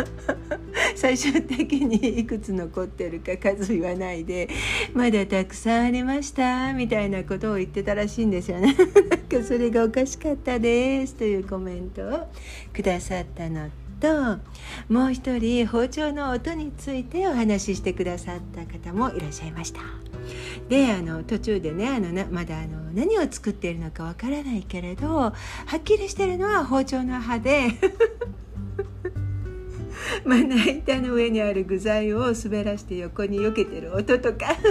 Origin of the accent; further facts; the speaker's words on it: Japan; moved away as an adult; 私は日本人で日本で育ったので